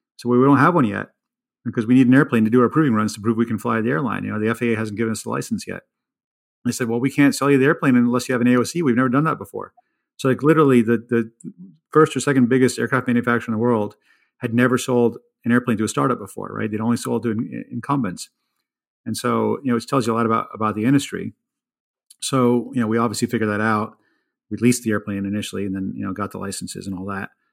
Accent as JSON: {"language": "English", "area": "the East", "region": "East Coast", "country": "United States", "tie": "born or raised there", "also_born_or_lived": "India", "moved": "yes", "said": "I grew up in the East"}